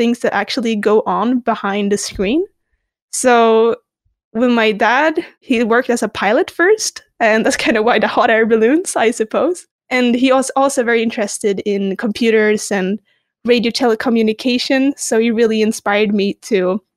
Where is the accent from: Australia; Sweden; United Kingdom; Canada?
Sweden; Stockholm, Stockholm County; I grew up in Stockholm, Sweden